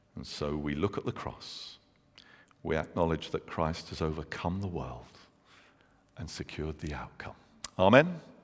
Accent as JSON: {"language": "English", "region": "London", "country": "United Kingdom", "moved": "yes", "said": "I'm from London"}